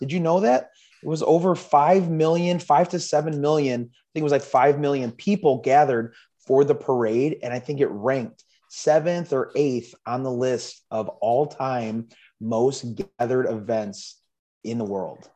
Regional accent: Chicago, Illinois, United States; I was uh, born and raised in Chicago, um, lived in the suburbs, you know, 40 minutes outside of Chicago most of my life

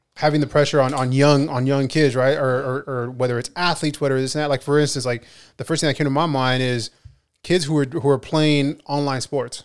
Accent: Ventura, California, United States; I'm from Ventura

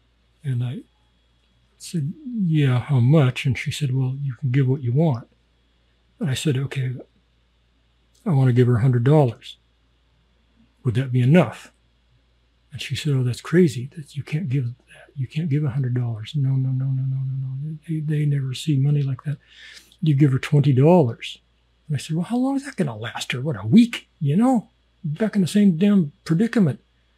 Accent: Canada; and am I American? No, I'm Canadian.

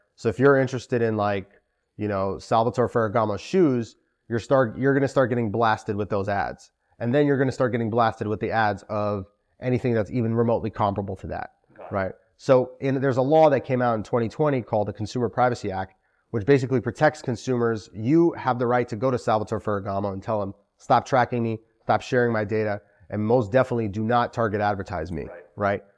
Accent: New York City, New York, United States; also born or lived in Moscow, Russia / Albany, New York; I was born in Moscow, Russia. Wow. Immigrated to Sheepshead Bay, like okay. a lot of Russian Jews and spent most of my life there.

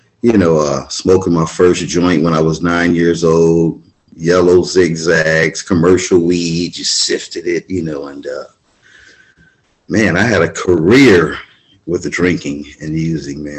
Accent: Venice, California, United States; I'm born and raised in Venice, California

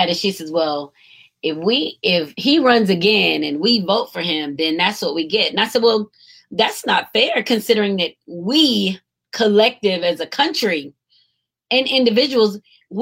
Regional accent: United States

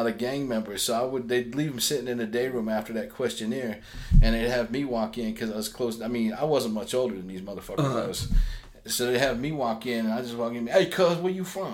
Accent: Salt Lake City, Utah, United States; I grew up in what's now Glendale

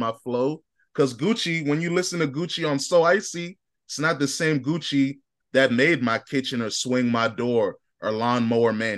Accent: Chicago, Illinois, United States; I'm from Chicago

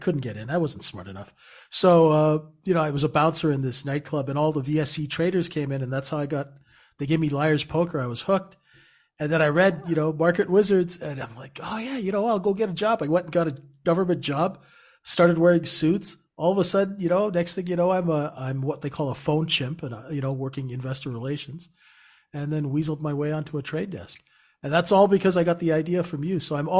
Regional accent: Canada; Cause I'm Canadian.

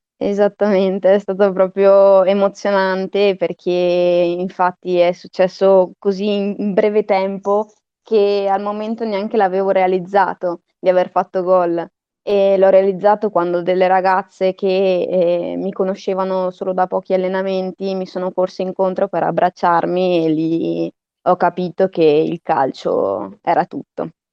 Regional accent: Verona, Veneto, Italy; ho iniziato a prendere parte alla squadra de- del mio paese, del mio quartiere, Saval, e quando ero ancora molto piccola, verso i cinque anni

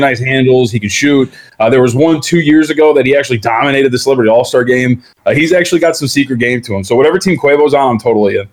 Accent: Las Vegas, Nevada, United States; also born or lived in Santa Ana, California; I, I, grew up out here in Las Vegas. I was born in Santa Ana, but my family's been here since we've been about two.

